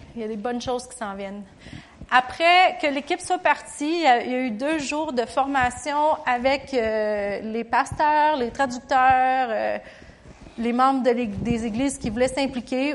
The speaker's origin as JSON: {"language": "French", "country": "Canada", "said": "je chantais l'hymne national du Canada parce que je suis canadienne"}